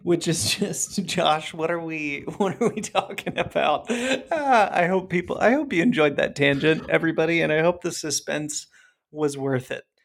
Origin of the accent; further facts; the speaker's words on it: Ohio, United States; I grew up in Ohio